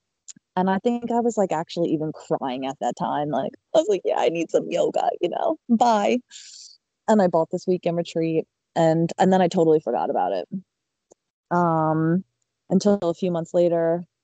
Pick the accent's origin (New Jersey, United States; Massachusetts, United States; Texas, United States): New Jersey, United States; Middletown; I was born and raised in Middletown, New Jersey